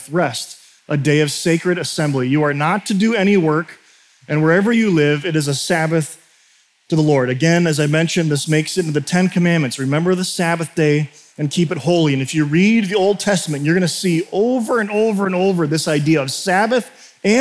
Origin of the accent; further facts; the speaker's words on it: United States; culturally as an American.